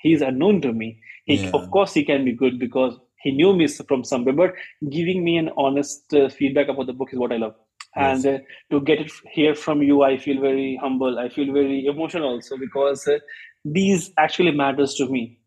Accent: Patna, Bihar, India; moved away; we are from Patna, Bihar

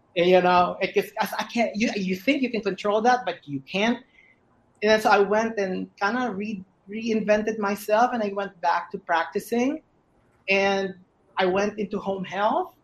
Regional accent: Philippines; I'm Filipino

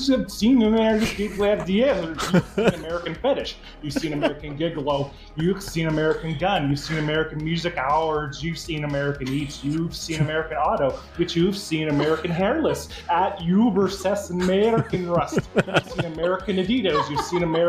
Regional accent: Canada; accent: Canadian; I'm very Canadian

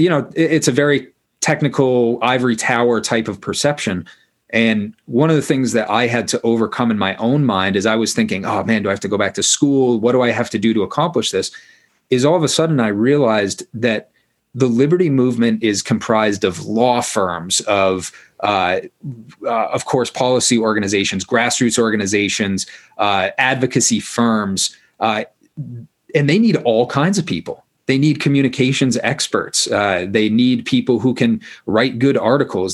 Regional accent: Maine, United States; I grew up in Maine

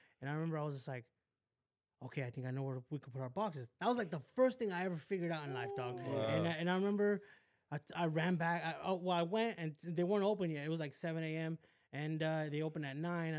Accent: West Covina, California, United States; also born or lived in Downey; I grew up in West Covina

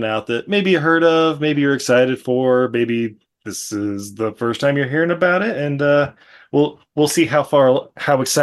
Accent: Utah, United States; I grew up in Utah

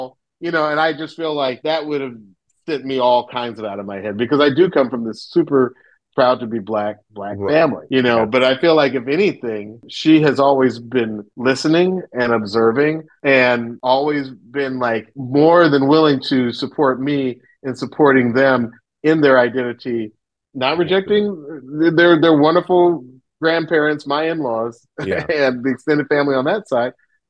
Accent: the South, United States; Growing up in the South, I never thought of mixed kids as anything other than black.

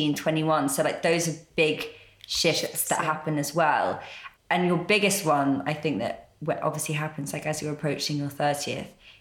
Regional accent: London, United Kingdom; we grew up in London and went to London day schools

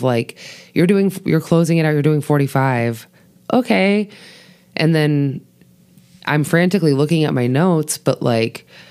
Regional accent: Massachusetts, United States; moved away; I grew up in Massachusetts.

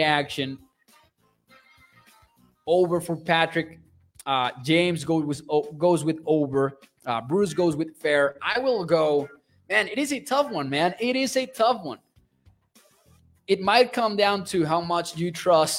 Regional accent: Mexico; moved away; I am from Mexico.

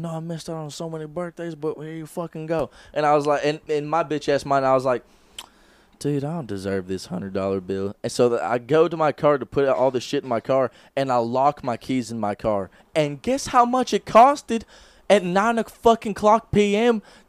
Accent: Canada; I'm Canadian

